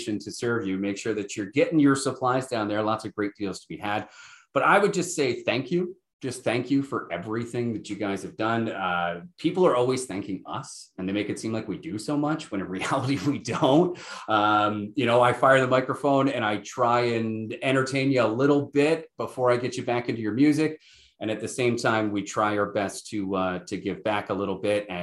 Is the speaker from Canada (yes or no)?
yes; New Glasgow, Nova Scotia, Canada; also born or lived in St. Thomas, Ontario / Muskoka, Ontario; now in Listowel, Canada; I'm a blue noser at heart. I was born and raised in New Glasgow, Nova Scotia